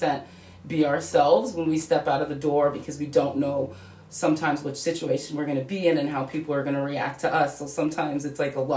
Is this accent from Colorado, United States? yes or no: yes; Denver, Colorado, United States; growing up in Denver